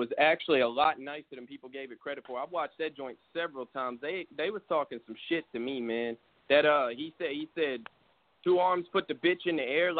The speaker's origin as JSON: {"language": "English", "region": "Texas", "country": "United States", "said": "I'm from Texas."}